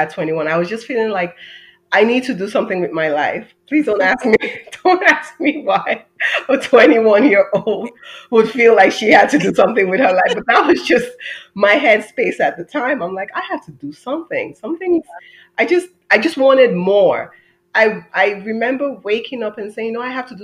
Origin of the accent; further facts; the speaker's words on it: Nigeria; moved away as an adult; now in United States; I'm an immigrant. I'm Nigerian American. I would kind of say that I've lived two lives, one half in Nigeria, and then I moved here when I was 18, and the other half here.